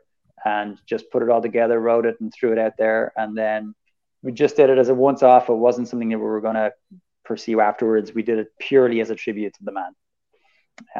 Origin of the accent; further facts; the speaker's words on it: Ireland; we're white and we're Irish, and it's good to be Irish in America.